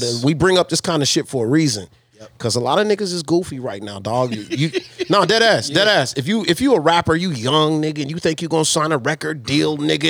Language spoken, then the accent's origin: English; San Antonio, Texas, United States; I'm from San Antonio.